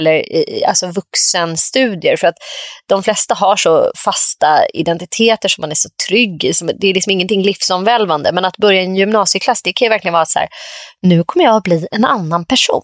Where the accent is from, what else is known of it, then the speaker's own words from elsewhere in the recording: Nacka, Stockholm County, Sweden; jag växte upp i Orminge då som ju verkligen är en gammal så här, men sossekommun var ju Nacka då.